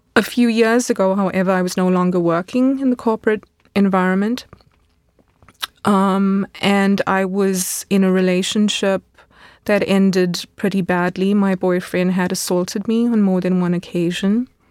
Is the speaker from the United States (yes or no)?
no; South Africa; moved away as an adult; now in Munich, Germany; a teenager growing up in South Africa